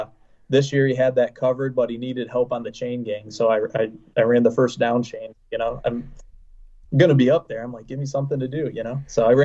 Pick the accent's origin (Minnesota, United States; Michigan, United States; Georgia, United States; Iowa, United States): Michigan, United States; Central Lake; I'm from Central Lake, Michigan.